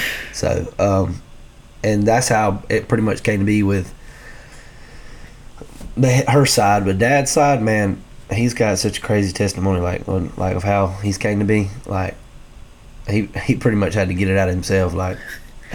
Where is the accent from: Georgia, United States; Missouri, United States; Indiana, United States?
Georgia, United States; Lakeland; also born or lived in Homerville, Georgia; Then they decided to move here in Lakeland. And so we grew up, me and all my families grew up here.